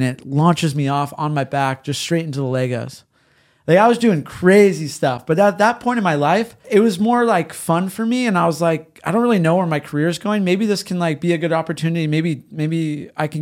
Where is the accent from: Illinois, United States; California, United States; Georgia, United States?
California, United States; San Diego; born or raised there; also born or lived in Glendale, California